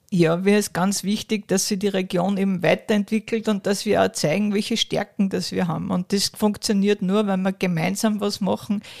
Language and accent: German; Kronstorf, Upper Austria, Austria; ich bin ja aus Kranzdorf